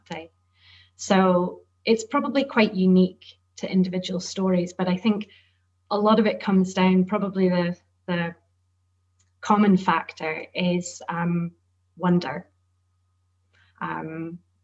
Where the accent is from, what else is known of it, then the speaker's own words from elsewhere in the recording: Shetland, Scotland, United Kingdom; And I grew up in Shetland, which has very strong Nordic connections.